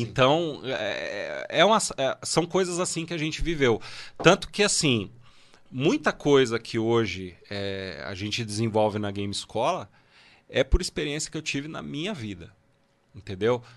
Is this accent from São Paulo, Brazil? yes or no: yes; Guarulhos, São Paulo, Brazil; eu nasci em Guarulhos